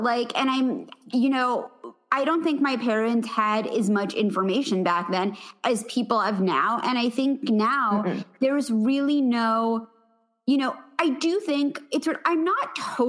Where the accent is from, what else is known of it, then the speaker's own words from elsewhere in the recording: New York City, New York, United States; And my parents, this is the thing, like, look, I'm from the Upper East Side of Manhattan.